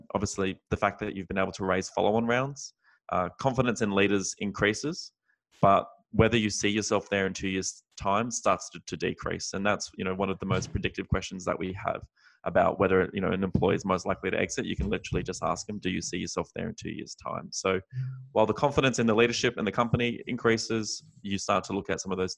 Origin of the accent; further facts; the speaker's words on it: Australia; moved away as an adult; now in San Francisco, United States; as an Australian expat now based in the US